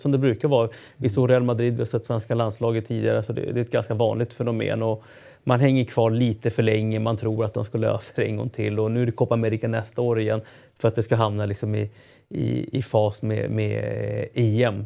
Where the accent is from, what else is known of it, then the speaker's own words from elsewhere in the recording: Chile; chilenska folket